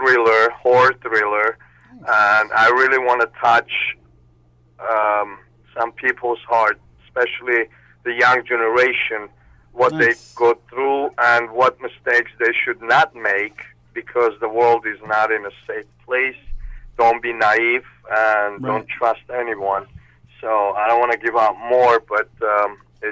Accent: Armenia; English is a second language; also born or lived in Russia / Moscow; now in United States; I was born in Armenia. I lived there, and then I moved to Russia. And after Russia, I came to U.S.

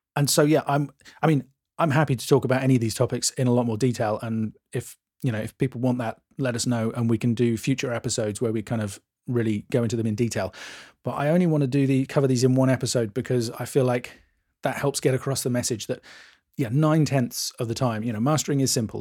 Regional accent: England, United Kingdom; I'm English

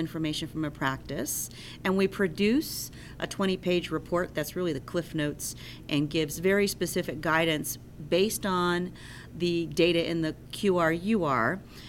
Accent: Asheville, North Carolina, United States; I'm from Asheville, North Carolina

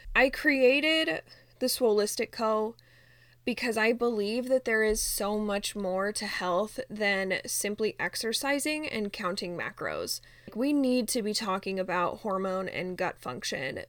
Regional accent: Utah, United States; moved away as an adult; now in Phoenix, United States; we are originally from Utah, but we moved to Phoenix like literally a week before our one year anniversary

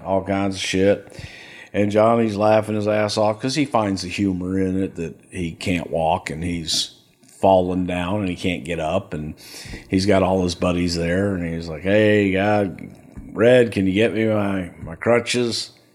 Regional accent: El Paso, Texas, United States; also born or lived in Houston, Texas; I grew up in El Paso

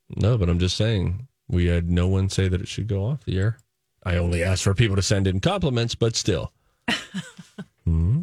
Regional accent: Springdale, Pennsylvania, United States; moved away; Sometimes I'll also will go back to my old hometown, Springdale, Pennsylvania

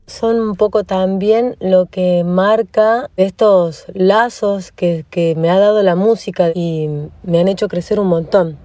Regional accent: Ingeniero Luiggi, La Pampa, Argentina; moved away as an adult; now in Buenos Aires, Argentina; Nací en Ingeniero Luigi, un pueblito al norte de la provincia de La Pampa. A los 18 años me fui a vivir a Buenos Aires

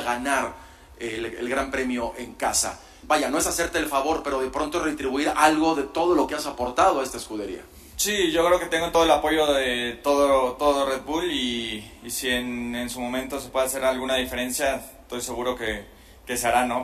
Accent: Mexico; soy muy afortunado de ser mexicano

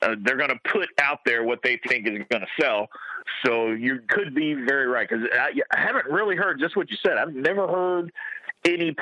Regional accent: Jeffersonville, Indiana, United States; moved away as an adult; also born or lived in Louisville, Kentucky / Coffeyville, Kansas; I'm from Jeffersonville, Indiana, which is right across the river from Louisville, Kentucky

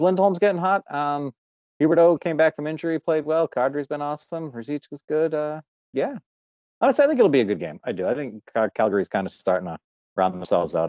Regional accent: Massachusetts, United States; I'm from Massachusetts in America

